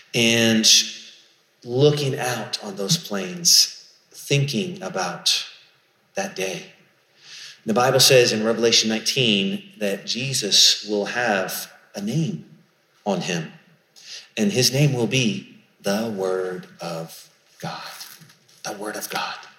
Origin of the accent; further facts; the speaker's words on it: Charleston, South Carolina, United States; I grew up in Charleston, South Carolina